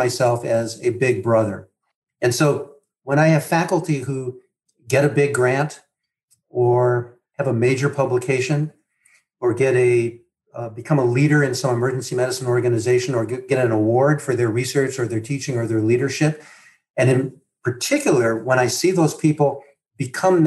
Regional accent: Midwest, United States; I grew up in the Midwest, the oldest of six boys in a big family.

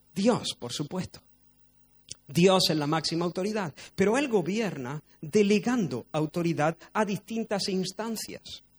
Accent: Spain; no soy español, porque de hecho he nacido en España

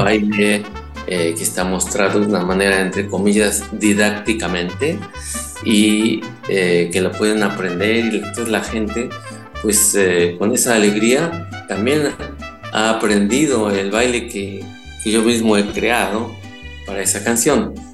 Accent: Mexico; first language Spanish; moved away; me siento muy mexicano y no siento que haya perdido un pelo de mexicano

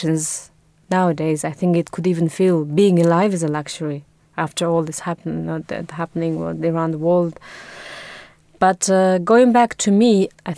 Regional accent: Mongolia; moved away as an adult; also born or lived in Budapest, Hungary; now in London, United Kingdom; I'm from Mongolia, where I spent my first 18 years, and then I moved to Budapest to study design and textile.

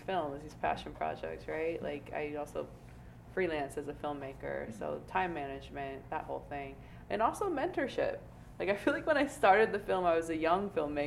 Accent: Portland, Oregon, United States; moved away as an adult; now in New York City, United States; I grew up in Portland, Oregon, which is very white

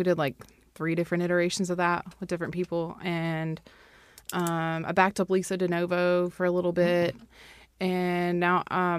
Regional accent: Fayetteville, West Virginia, United States; I'm from Fayetteville, West Virginia.

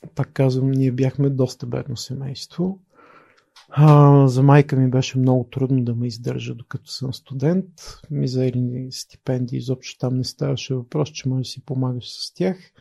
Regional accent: Pleven, Pleven Province, Bulgaria; moved away as an adult; also born or lived in Sofia; Роден съм 73-та година в София, израснал съм в Плевен

